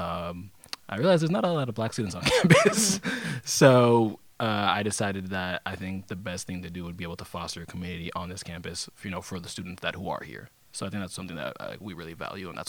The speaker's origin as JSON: {"language": "English", "town": "Seattle", "region": "Washington", "country": "United States", "moved": "as an adult", "lives_now": "Bellingham, United States", "said": "I'm from Seattle"}